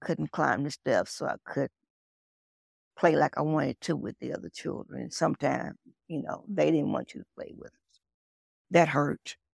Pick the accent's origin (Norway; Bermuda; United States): United States; Nashville, Tennessee; now in Tulsa, United States; I grew up in Tennessee, Nashville, Tennessee. That's my home.